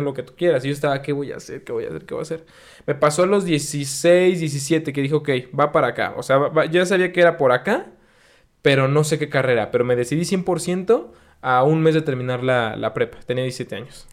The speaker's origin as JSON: {"language": "Spanish", "region": "Mexico City", "country": "Mexico", "moved": "yes", "said": "yo soy de la Ciudad de México"}